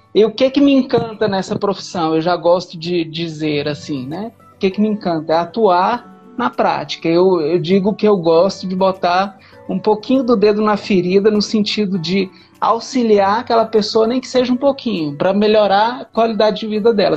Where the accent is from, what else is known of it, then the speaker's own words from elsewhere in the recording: Minas Gerais, Brazil; also born or lived in Goiânia; now in Brasília, Brazil; eu nasci em Goiânia, mas fui criado em Minas Gerais e hoje moro em Brasília.